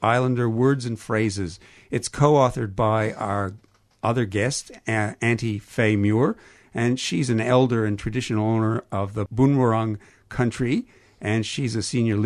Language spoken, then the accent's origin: English; Canada; accent: Canadian; my Canadian accent